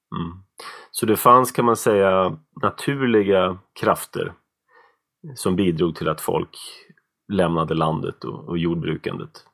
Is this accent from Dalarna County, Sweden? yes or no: no; outside Uppsala, Uppsala County, Sweden; jag växte upp utanför Uppsala